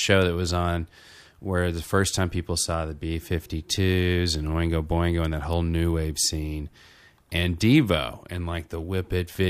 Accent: Little Rock, Arkansas, United States; I'm from Little Rock, Arkansas

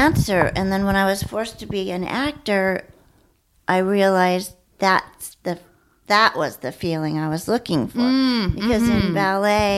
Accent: Downey, California, United States; also born or lived in South Gate / Los Angeles; grew up in Downey. Well, first Southgate, then Downey

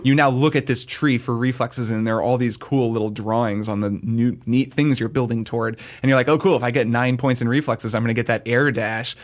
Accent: United States; as an American

